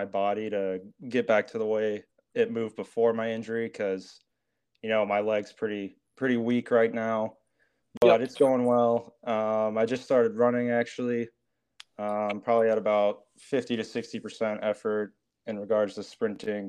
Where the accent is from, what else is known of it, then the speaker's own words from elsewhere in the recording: Mason City, Iowa, United States; moved away as an adult; now in Minneapolis, United States; I'm from a small town in Iowa, Mason City, Iowa. It's North Iowa. I went to a small high school, Newman Catholic.